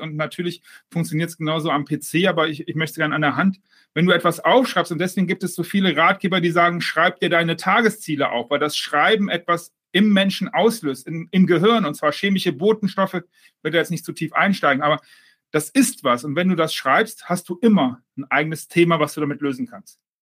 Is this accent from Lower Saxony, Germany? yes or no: no; Düsseldorf, North Rhine-Westphalia, Germany; now in Mallorca, Spain; Als Düsseldorfer ähm, äh, Fortuna-Fan